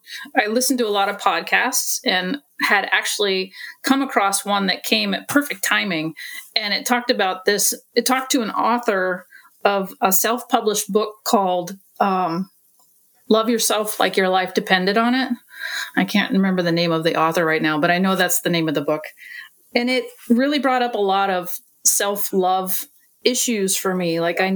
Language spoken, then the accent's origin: English; Portland, Oregon, United States; from Portland, Oregon.